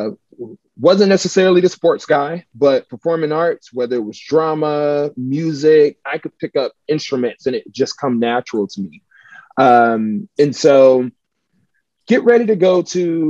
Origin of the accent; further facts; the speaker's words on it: Atlanta, Georgia, United States; moved away as an adult; also born or lived in Montgomery, Alabama / Chicago, Illinois; I'm originally from Atlanta, Georgia, born and raised to a single mother